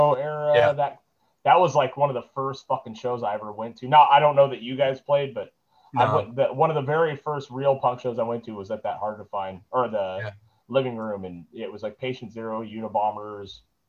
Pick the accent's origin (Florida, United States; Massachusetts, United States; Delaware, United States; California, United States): California, United States; Ventura; I grew up in Montalvo